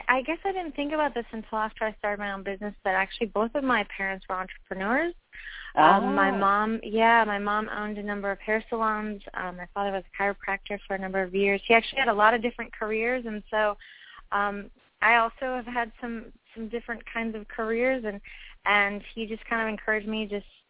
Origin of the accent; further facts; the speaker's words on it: Florida, United States; also born or lived in San Francisco, California; now in Washington, D.C., United States; But I was born in San Francisco but grew up in Florida, so I like warm weather. And living in D.C. now